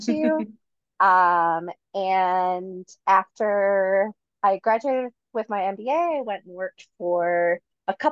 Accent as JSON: {"language": "English", "town": "Detroit", "region": "Michigan", "country": "United States", "moved": "yes", "lives_now": "Denver, United States", "said": "I am from Detroit. I've been in Denver for about 14 years"}